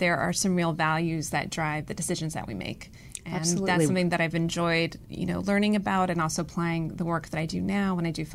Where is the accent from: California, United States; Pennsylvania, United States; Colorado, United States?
California, United States; Los Angeles; accent: Valley girl; also born or lived in Mexico; So I was raised in the Valley, in the San Fernando Valley. So I'm a Valley girl.